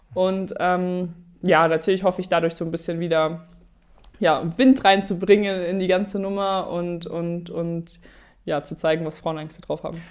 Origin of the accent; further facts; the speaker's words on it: Germany; Deutschland ist halt einfach da, wo ich herkomme